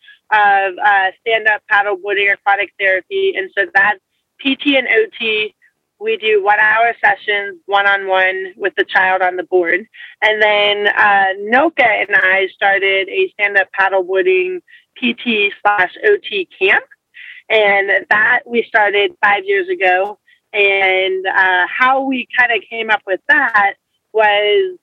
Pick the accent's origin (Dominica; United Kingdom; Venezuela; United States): United States; Atlanta, Georgia; I was born and raised in Atlanta, Georgia